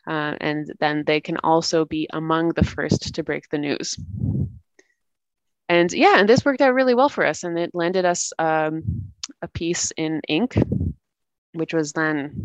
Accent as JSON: {"language": "English", "country": "Canada", "tie": "born or raised there", "moved": "as an adult", "lives_now": "Latvia", "said": "I'm originally born and raised in Canada, and I've been living in Latvia for the past"}